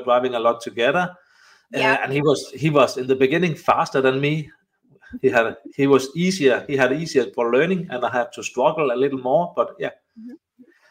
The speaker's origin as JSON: {"language": "English", "country": "Denmark", "second_language": "English", "said": "I'm coming from Denmark. So I think that's why the accent is so"}